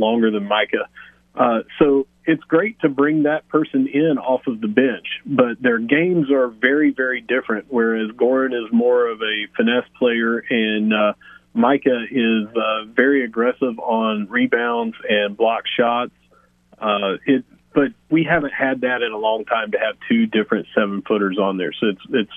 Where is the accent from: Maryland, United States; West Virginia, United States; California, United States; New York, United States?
West Virginia, United States; Southern; I am from Southern West Virginia